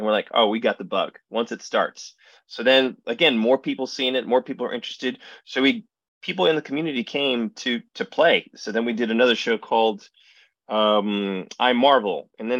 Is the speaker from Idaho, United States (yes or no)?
no; Allentown, Pennsylvania, United States; So my hometown of Allentown, Pennsylvania is also the hometown of a college named Muhlenberg College.